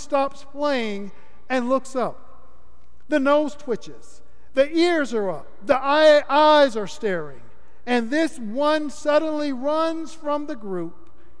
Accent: Florida, United States; my home state of Florida

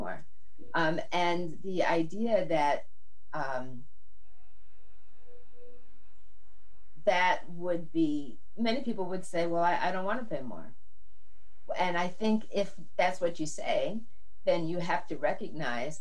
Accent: Massachusetts, United States; I grew up in Massachusetts where the public schools are quite good

